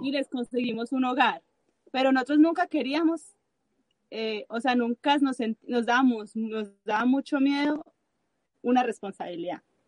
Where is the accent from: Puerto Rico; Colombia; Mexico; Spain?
Colombia; now in Chile; nosotros somos colombianos y hablamos mucho